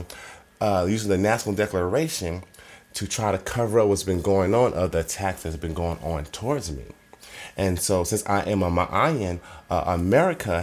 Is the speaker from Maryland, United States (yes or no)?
no; Oakland, California, United States; I'm from Oakland